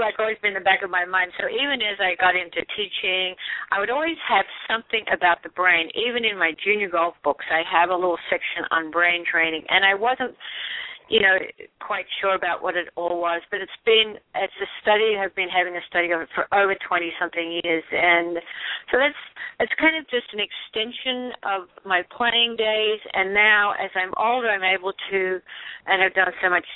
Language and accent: English; Australia; now in Arizona, United States; I grew up in Aussie